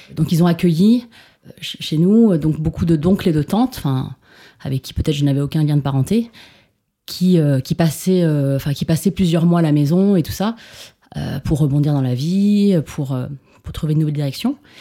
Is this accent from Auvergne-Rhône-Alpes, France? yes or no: yes; Grenoble, Auvergne-Rhône-Alpes, France; first language Chinese; French is a second language; moved away; also born or lived in Paris; je suis née à Grenoble